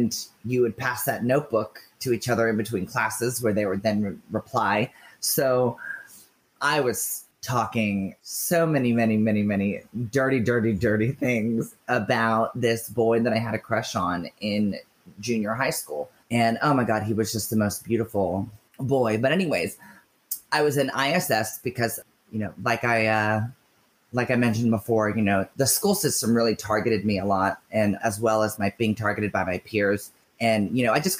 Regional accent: Orange Park, Florida, United States; I grew up in Orange Park, Florida

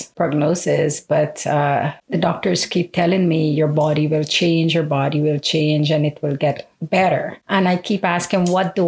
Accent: Guyana; moved away; even though I'm abroad, I never separate myself from my home country

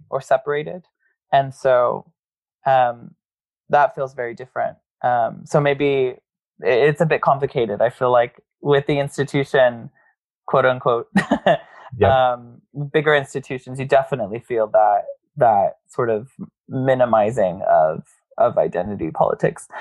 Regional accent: Corpus Christi, Texas, United States; moved away; growing up in Corpus Christi definitely formed a lot of who I am today

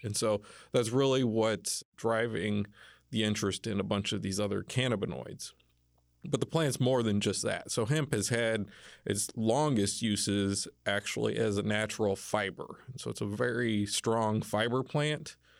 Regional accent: Indiana, United States; moved away as an adult; also born or lived in Kentucky; I grew up in Indiana, was born in Kentucky

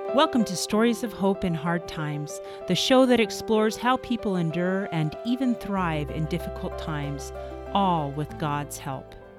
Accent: Northern Virginia, United States; We grew up together in Northern Virginia

